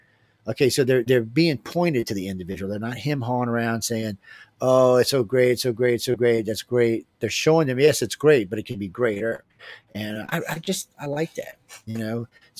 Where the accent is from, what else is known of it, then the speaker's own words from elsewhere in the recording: New Orleans, Louisiana, United States; I'm from New Orleans, where we don't even go out till midnight.